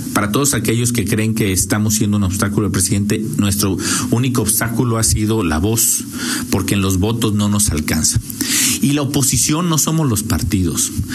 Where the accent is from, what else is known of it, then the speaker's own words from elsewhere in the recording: Mexico; como mexicanos